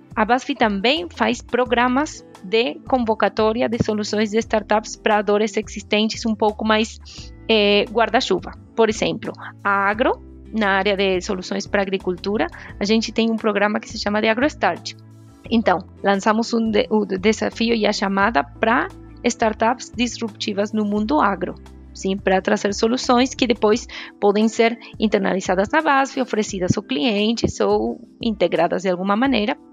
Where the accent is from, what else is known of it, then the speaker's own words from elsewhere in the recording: Argentina; Portuguese is a second language; moved away; Eu sou argentina